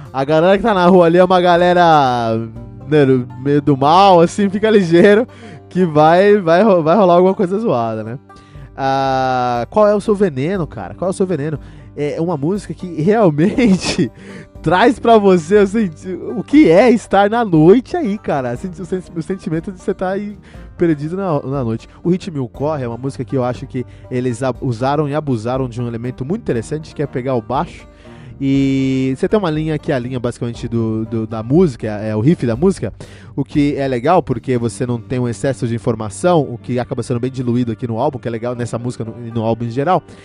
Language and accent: Portuguese; São Paulo, Brazil; eu cresci em São Paulo